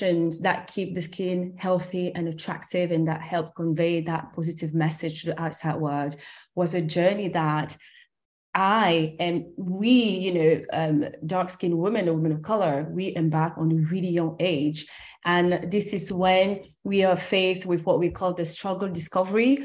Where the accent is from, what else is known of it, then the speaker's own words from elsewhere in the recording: France; also born or lived in Cameroon; I'm originally from Cameroon. That's where I was born. And I grew up in France and in Europe.